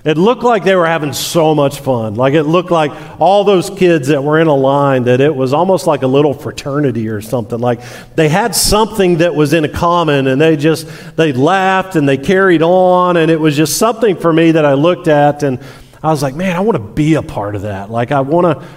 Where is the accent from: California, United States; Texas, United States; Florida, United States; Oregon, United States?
Florida, United States; Tampa; I was born in Tampa and lived a long time in Florida